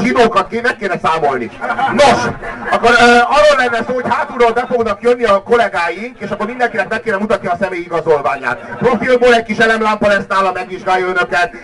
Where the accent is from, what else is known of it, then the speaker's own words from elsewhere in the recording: Hungary; magyarok vagyunk